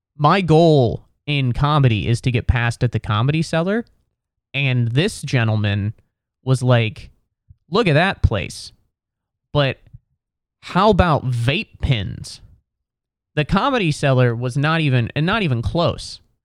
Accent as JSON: {"language": "English", "town": "Cincinnati", "region": "Ohio", "country": "United States", "moved": "yes", "lives_now": "New York City, United States", "said": "I'm from Ohio, I'm from Cincinnati"}